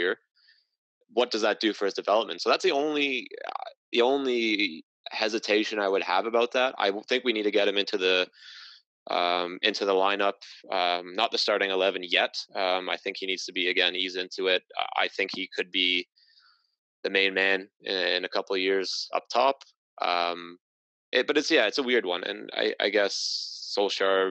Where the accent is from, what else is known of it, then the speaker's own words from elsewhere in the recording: Welsh, Wales, United Kingdom; being Welsh